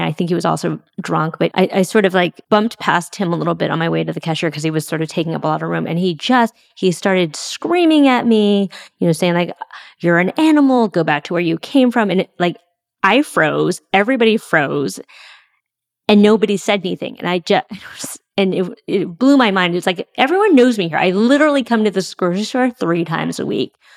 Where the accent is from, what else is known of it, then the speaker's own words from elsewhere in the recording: San Francisco, California, United States; first language English; I grew up in San Francisco